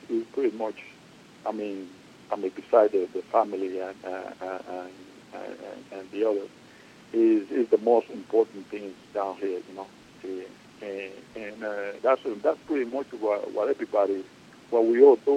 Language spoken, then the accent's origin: English; San Cristóbal, Dominican Republic; also born or lived in United States; now in Santo Domingo, Dominican Republic; my hometown is San Cristobal, but right now I live in the capital, Santo Domingo